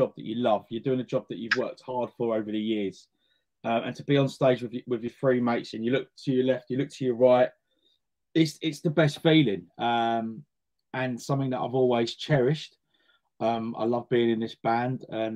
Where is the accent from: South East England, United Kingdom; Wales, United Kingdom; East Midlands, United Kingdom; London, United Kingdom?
London, United Kingdom; Edgware; I was born in Edgware